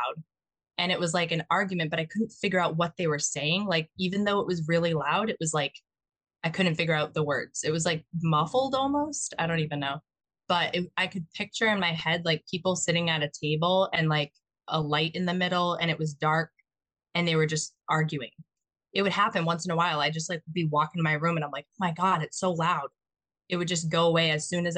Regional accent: Mattapoisett, Massachusetts, United States; So I grew up in Mattapoisett. It's like near the Cape.

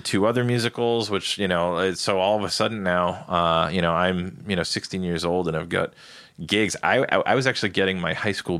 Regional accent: Ireland; Even though I'm Irish and I'll probably catch hell for this, I actually liked the English stout better than the Irish stout.

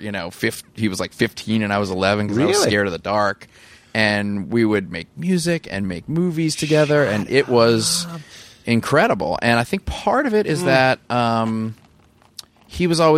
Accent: New Orleans, Louisiana, United States; I grew up in New Orleans too

